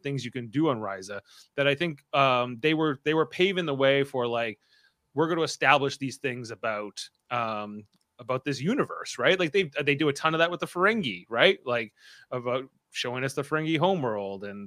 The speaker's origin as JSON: {"language": "English", "country": "Canada", "said": "We're Canadians."}